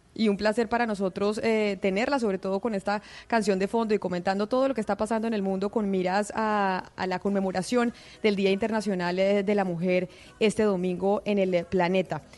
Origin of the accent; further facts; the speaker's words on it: Colombia; como colombianos